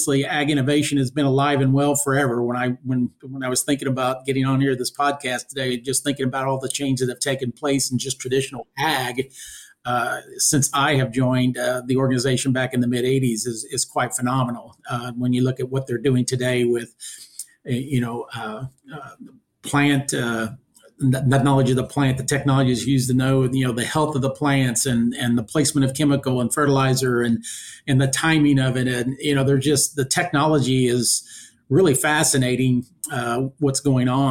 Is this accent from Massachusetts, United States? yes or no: no; Illinois, United States; moved away as an adult; now in Indiana, United States; I'm originally from Illinois. Born and raised in a small, or, you know, at the time was a decent sized grain livestock farm